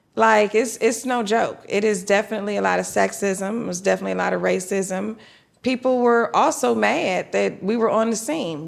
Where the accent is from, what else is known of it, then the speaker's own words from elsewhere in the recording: Detroit, Michigan, United States; now in Atlanta, United States; I grew up in Detroit, Michigan.